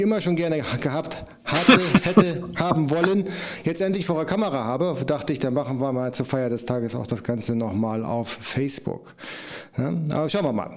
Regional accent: Germany; Ich komme aus der Nähe von Bremen

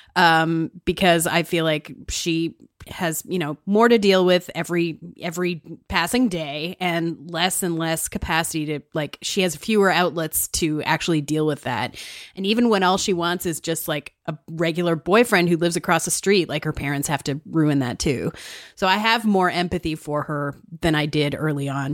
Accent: Saskatchewan, Canada; I'm from Saskatchewan

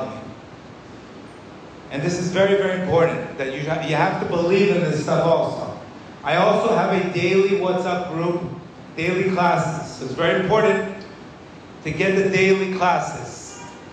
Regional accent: Miami, Florida, United States; when I was 23, 24, growing up in Miami, completely lost

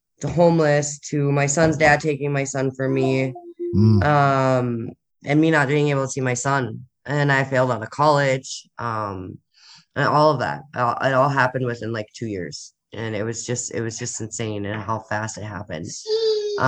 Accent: Minnesota, United States; also born or lived in Annandale, Minnesota / Buffalo, Minnesota; now in Grand Rapids, United States; I've lived all over the state of Minnesota

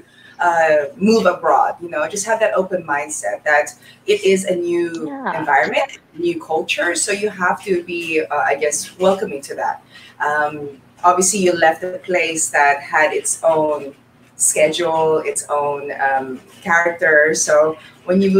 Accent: Australia; moved away as an adult; as an Aussie, or the way that we, I was brought up, is that we trust everybody

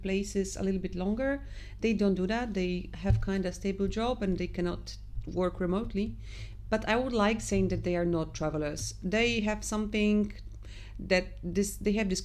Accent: Poland; I'm from Poland

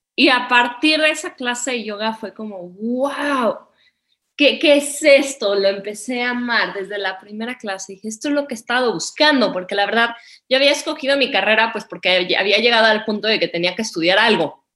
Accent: Mexico; moved away as an adult; also born or lived in India / Nepal / Bhutan / Bali; regresé a vivir a México, me embaracé, me vine a vivir a Valle de Bravo

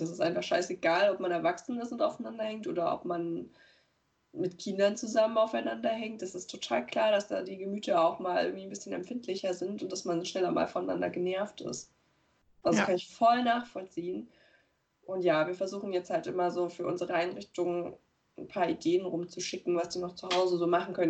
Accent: Weimar, Thuringia, Germany; moved away; die da noch wohnen in der Stadt, aus der ich komme, aus Weimar

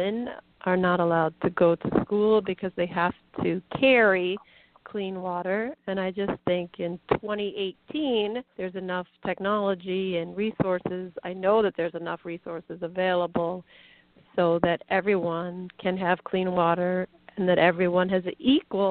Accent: Colorado, United States; also born or lived in Minnesota; now in New Jersey, United States; when I was growing up in Colorado

